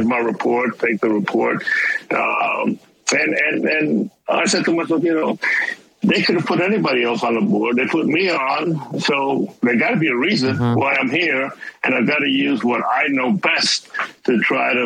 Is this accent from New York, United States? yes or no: yes; New York City, New York, United States; moved away; I came from Harlem. I lived in public housing. I was extremely poor.